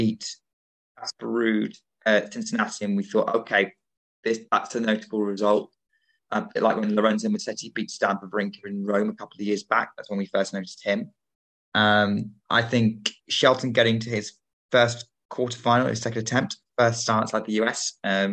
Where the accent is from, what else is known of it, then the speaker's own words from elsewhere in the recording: United Kingdom; as a Brit